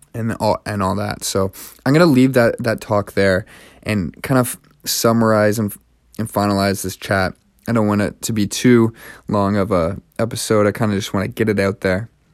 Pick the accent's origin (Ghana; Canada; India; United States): Canada; now in Montreal, Canada; I'm from Canada